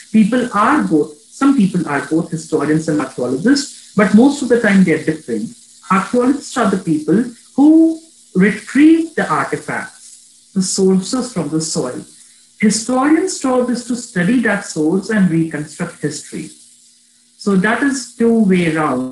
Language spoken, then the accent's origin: English; India; I'm just an Indian. I am an Indian